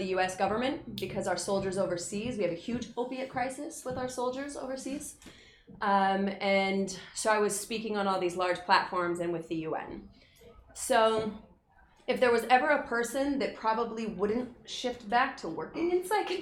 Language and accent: English; Utah, United States; growing up in Utah was a very tough place to grow up